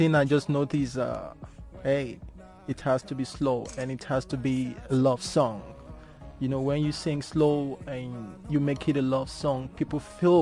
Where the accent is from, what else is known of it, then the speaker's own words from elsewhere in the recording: Lagos, Nigeria; I'm from Lagos, so Lagos, Nigeria.